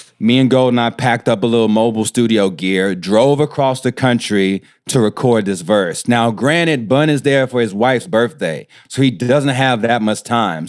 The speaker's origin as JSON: {"language": "English", "town": "Houston", "region": "Texas", "country": "United States", "said": "I'm from Houston, from, like, the, the, like, the inner city close to downtown Houston. I'm from Third Ward"}